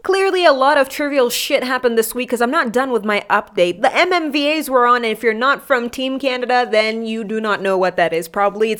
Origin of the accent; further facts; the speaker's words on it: Kenya; I love being Kenyan.